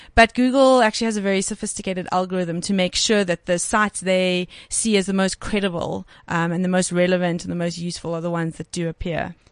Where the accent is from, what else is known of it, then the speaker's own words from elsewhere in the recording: Cape Town, Western Cape, South Africa; moved away as an adult; now in Johannesburg, South Africa; I'm from Cape Town mm. originally. So I actually moved, moved up to Joburg in 2011.